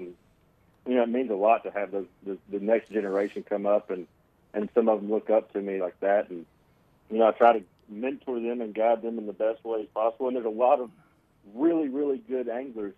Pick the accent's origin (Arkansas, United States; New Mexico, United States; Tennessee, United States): Arkansas, United States; Hot Springs; moved away as an adult; now in Montevallo, United States; I'm from Hot Springs, Arkansas. I'm not used to the big city life